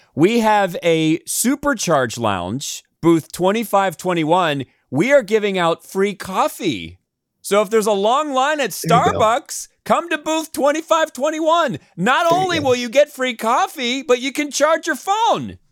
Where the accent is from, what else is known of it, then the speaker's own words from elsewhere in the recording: New York City, New York, United States; I'm from New York City